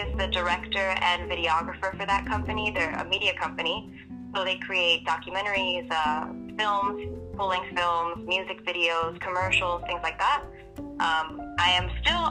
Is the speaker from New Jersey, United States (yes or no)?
no; New York City, New York, United States; moved away as an adult; now in California, United States; I'm from Queenz, New York, originally. Born and raised.